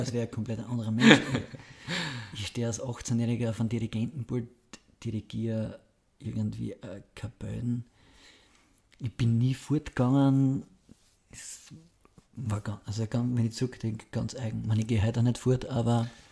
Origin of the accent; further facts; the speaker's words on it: home town near Graz, Styria, Austria; mit dem Fußballtrainer aus Graz zum Fußballtraining in meinen Heimatort gefahren, habe quasi 200, 300 Meter neben meinem Heimathaus Fußball trainiert